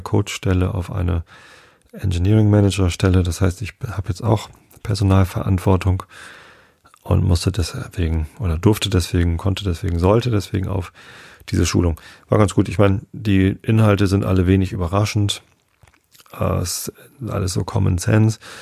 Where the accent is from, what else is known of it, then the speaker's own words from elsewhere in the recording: Northern Germany, Germany; Wir sind ja beide hier in Norddeutschland aufgewachsen